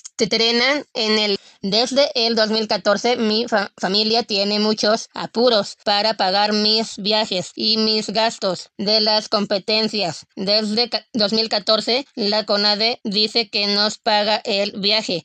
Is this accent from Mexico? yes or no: yes; Mexico; Yo soy muy orgullosa de ser mexicana